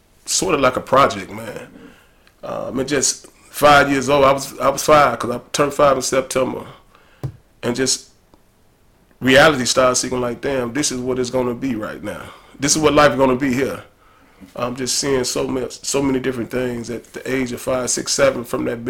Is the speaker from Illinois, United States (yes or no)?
yes; Chicago, Illinois, United States; also born or lived in Cleveland, Ohio / West Side, Chicago; I came here when I was 4, so I've been here ever since then